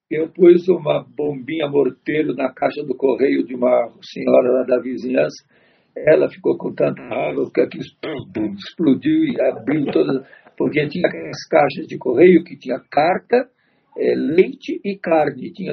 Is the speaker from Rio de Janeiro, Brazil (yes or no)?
no; São Paulo, Brazil; also born or lived in Tatuapé, São Paulo; eu nasci aqui no Belém mesmo, no bairro do Belém